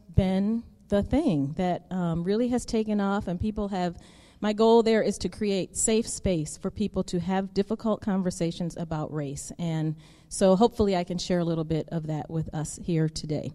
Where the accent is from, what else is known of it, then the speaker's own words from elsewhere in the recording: United States; American people